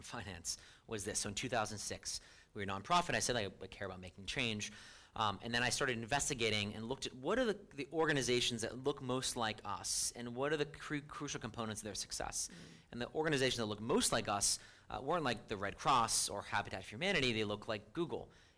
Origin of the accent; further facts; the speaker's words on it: United States; I'm an American.